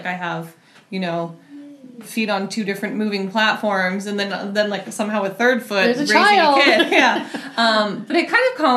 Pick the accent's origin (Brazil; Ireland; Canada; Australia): Canada; British Columbia; moved away as an adult; also born or lived in New York / Seattle; now in Vashon, United States; I grew up just over the border in BC.